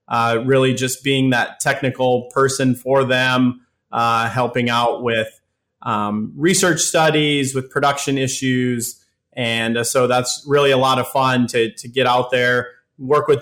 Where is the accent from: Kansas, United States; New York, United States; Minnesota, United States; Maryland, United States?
Minnesota, United States; Worthington; moved away as an adult; now in North Carolina, United States; I grew up in Worthington, Minnesota, so I'm a native of Southwest Minnesota